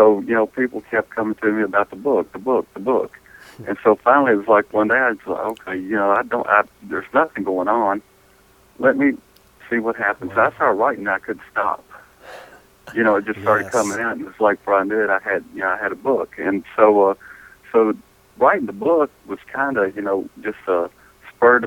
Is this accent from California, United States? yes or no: no; Versailles, Kentucky, United States; I was born in Western Kentucky